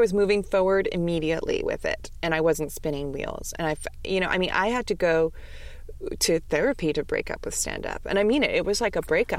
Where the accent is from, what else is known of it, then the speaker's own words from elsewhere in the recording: New York City, New York, United States; I'm from New York City.